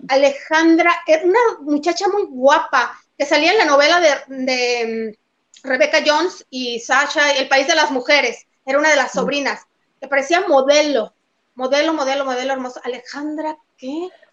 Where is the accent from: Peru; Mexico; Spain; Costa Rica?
Mexico; Somos mestizos los mexicanos